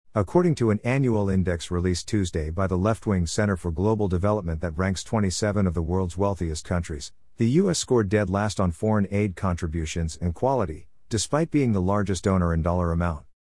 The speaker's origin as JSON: {"language": "English", "country": "United States", "said": "We value being American"}